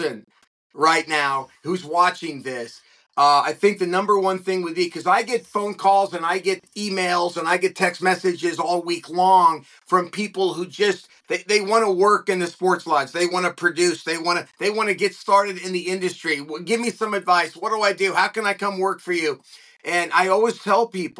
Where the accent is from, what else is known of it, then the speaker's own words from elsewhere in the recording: Southern California, United States; also born or lived in Los Angeles; I grew up in Southern California, and I was lucky enough to grow up like many of us here in SoCal